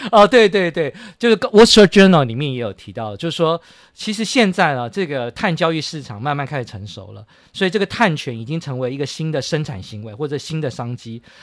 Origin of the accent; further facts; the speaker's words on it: Taiwan; 我们台湾人